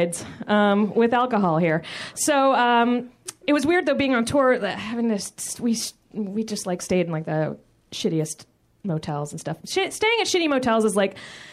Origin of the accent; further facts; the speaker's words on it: Virginia, United States; now in Los Angeles, United States; I'm from Virginia. I am actually, my mom's from Virginia